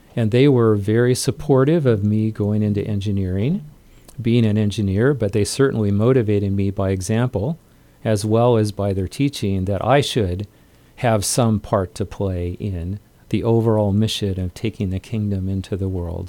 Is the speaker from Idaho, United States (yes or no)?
yes; southeast Idaho, United States; I grew up in Idaho, kind of out in f, farming country in southeast Idaho